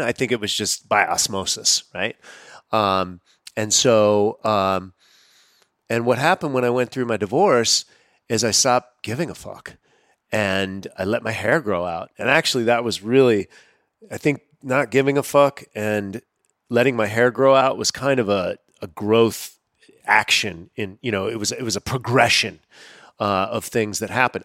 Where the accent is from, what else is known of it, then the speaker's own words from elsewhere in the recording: United States; growing up as an American on processed foods